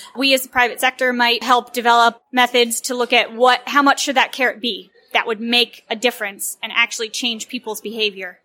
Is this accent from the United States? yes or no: yes; Virginia, United States; I grew up in a historic town in Virginia